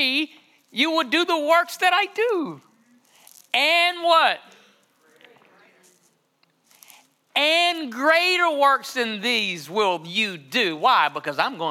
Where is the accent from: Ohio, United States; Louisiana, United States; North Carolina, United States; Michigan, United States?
North Carolina, United States; Johnston County?; I grew up in John Station, North Carolina